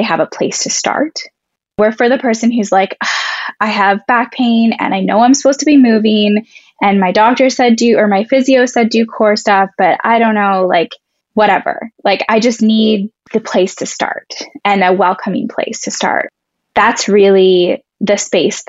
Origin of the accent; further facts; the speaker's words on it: Vancouver, British Columbia, Canada; I actually was born and raised in Vancouver, so have lived here all of my life